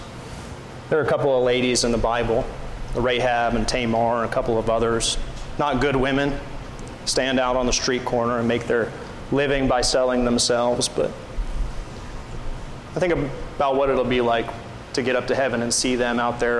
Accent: Pensacola, Florida, United States; moved away; also born or lived in Missouri; I grew up on the Gulf Coast in Pensacola

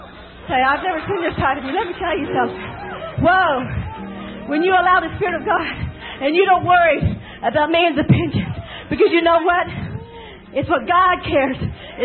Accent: England, United Kingdom; I'm English too.

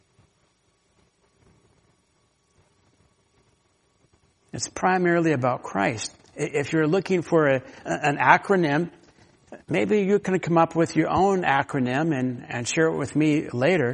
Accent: Florida, United States; now in Washington, United States; I grew up in Florida

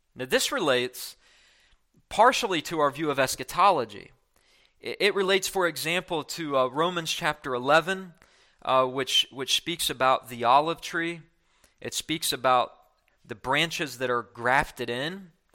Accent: West Virginia, United States; I grew up in West Virginia

